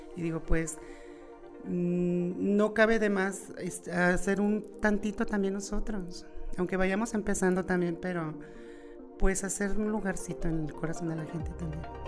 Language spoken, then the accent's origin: Spanish; León, Guanajuato, Mexico; yo soy de aquí de León, Guanajuato, nací de aquí en León, eh, nací de la colonia La Brisa, toda mi adolescencia, niñez y lo demás ya fue en, eh, el Juecillo y 10 de mayo